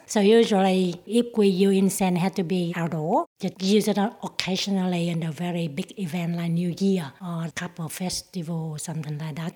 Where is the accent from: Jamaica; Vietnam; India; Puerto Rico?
Vietnam; English is a second language; moved away as an adult; now in Footscray, Australia; I've been in Australia for more than 30 years. I'm from Vietnam